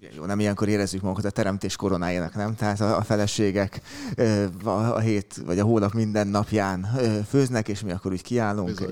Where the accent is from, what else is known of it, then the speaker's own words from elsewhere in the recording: Budapest, Hungary; kőbányaiként a kannás szomelié